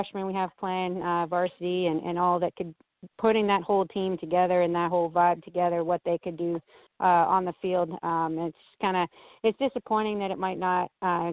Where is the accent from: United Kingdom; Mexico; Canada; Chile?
Canada; now in United States; I'm from Canada